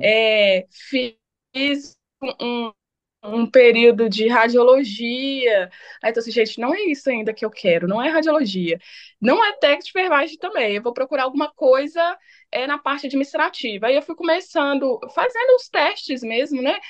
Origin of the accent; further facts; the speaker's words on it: Itabira, Minas Gerais, Brazil; now in Belo Horizonte, Brazil; eu sou nascida em Ipoema, né? É município aí de Itabira, Minas Gerais. É, hoje, né, resido aqui em Belo Horizonte